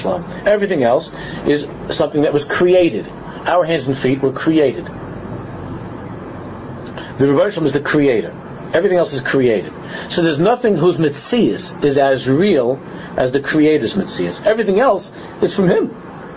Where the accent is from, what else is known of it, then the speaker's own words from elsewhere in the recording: New York City, New York, United States; in my driveway growing up in Queens